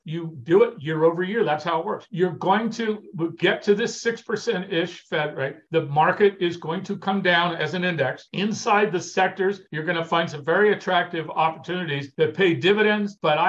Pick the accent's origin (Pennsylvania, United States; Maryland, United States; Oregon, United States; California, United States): California, United States; moved away as an adult; now in Washington, United States; I came from Southern California. I mean, every other person I know was a mortgage broker, right? In Southern California.